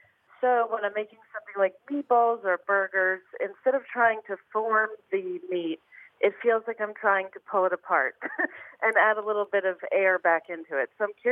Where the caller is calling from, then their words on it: Brooklyn, New York, United States; I am calling from Brooklyn, New York.